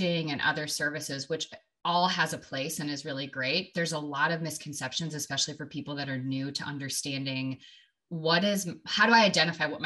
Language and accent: English; Wisconsin, United States; moved away as an adult; now in Oregon, United States; I am from Wisconsin originally